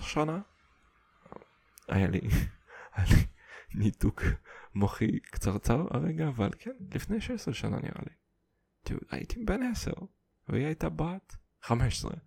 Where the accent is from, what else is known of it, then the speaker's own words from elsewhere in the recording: Kazakhstan; first language Russian; Hebrew is a second language; also born or lived in Siberia; now in Israel; נולדתי בקזחסטן